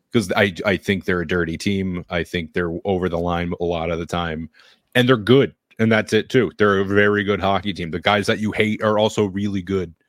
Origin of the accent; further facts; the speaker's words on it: New Hampshire, United States; I'm from New Hampshire